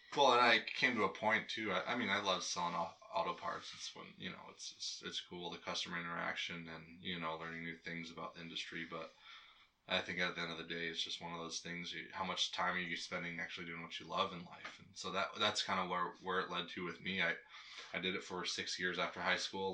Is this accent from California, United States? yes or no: no; Hydaburg, Alaska, United States; You can't go more further south in Alaska than you can my hometown